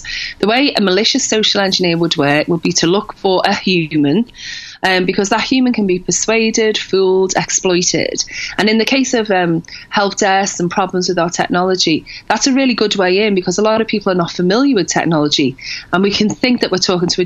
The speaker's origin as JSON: {"language": "English", "town": "Liverpool", "region": "North West England", "country": "United Kingdom", "tie": "born or raised there", "said": "when I grew up in Liverpool"}